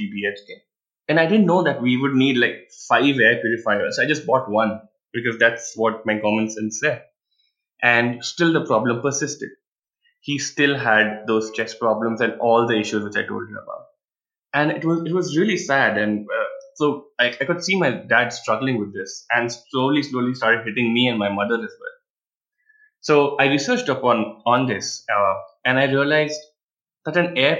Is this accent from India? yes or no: yes; Bhilai, Chhattisgarh, India; now in Bangalore, India; I'm from Bhilai, that's in central India.